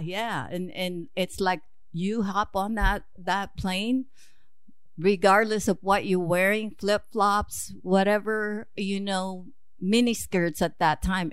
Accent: suburb of Manila, Metro Manila, Philippines; moved away as an adult; now in United States; I was born in Manila, Philippines, actually a suburb of, uh, Manila

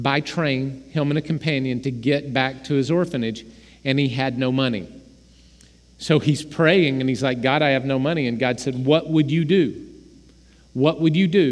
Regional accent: Oklahoma, United States; We're from Oklahoma

